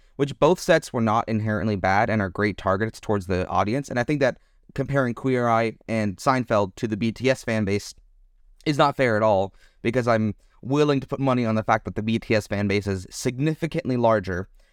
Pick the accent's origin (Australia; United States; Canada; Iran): United States; Texas; moved away as an adult; now in Germany; as an American who mainly lived in Texas